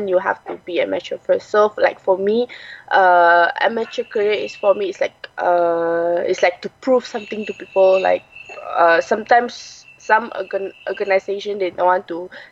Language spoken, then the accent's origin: English; Malaysia; born or raised there